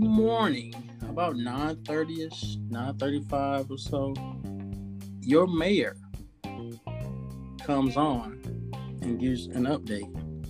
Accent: Riverdale, Georgia, United States; also born or lived in Oceanside, California; like I'm from Atlanta. You know, I can say I'm from Atlanta, but I'm from Riverdale.

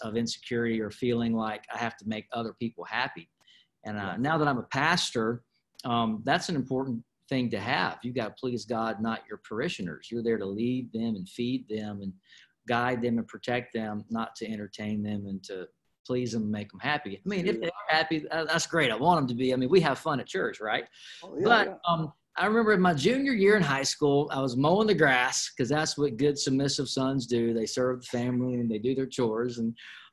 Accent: Flowood, Mississippi, United States; I have a great home church that I grew up in there in Flowood, Mississippi, called Word of Life

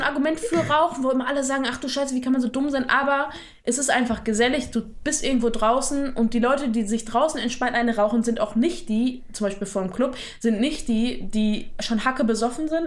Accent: near Dortmund, North Rhine-Westphalia, Germany; ich komme aus der Nähe von Dortmund

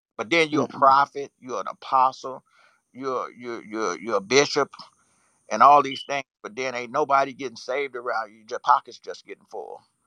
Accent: Louisiana, United States; I'm from Louisiana

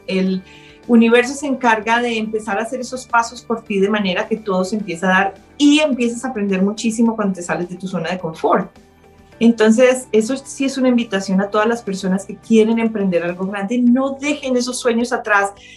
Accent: Colombia; moved away as an adult; now in Canada; Nací en Colombia y llegué al Canadá hace 17 años

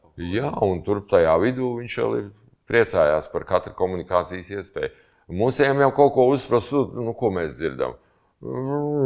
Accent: Latvia; mēs no Latvijas

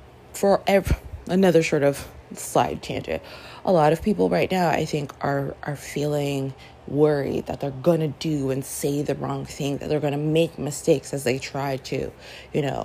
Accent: Toronto, Ontario, Canada; moved away as an adult; also born or lived in Brooklyn, New York City, United States; now in New York City, United States; we moved as a family to Toronto. So I grew up in and I was five. So I grew up in Canada

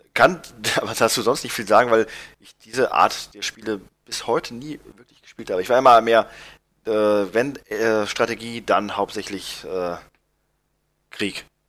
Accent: Germany; bei uns in Deutschland

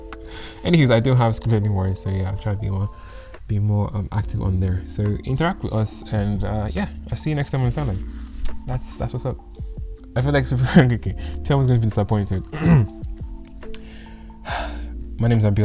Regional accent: United Kingdom; accent: predominantly British; My accent is kind of predominantly British

